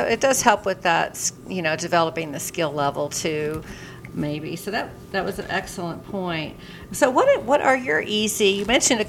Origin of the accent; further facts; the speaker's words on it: Texas, United States; And we're both from Texas and we both have heavy meat backgrounds.